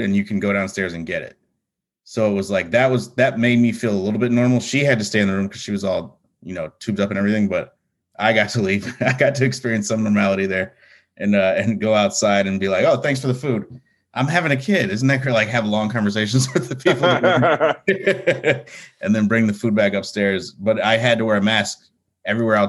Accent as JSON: {"language": "English", "town": "Chicago", "region": "Illinois", "country": "United States", "tie": "born or raised there", "moved": "as an adult", "lives_now": "New York, United States", "said": "I grew up in I would say Lakeview."}